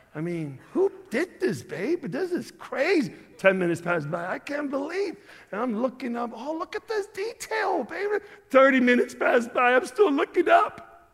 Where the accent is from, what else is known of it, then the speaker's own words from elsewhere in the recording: Chicago, Illinois, United States; I'm from Chicago.